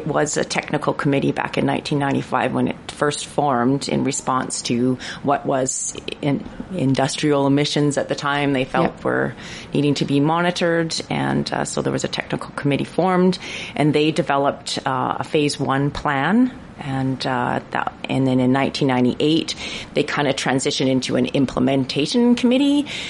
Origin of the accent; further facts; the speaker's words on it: Prince George, British Columbia, Canada; I'm born and raised in Prince George on the traditional and unceded territory of the Tlaitlitané, and very happy to be so.